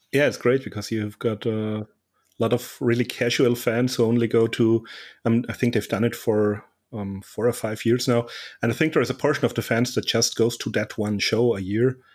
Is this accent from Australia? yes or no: no; Austria; my home country of Austria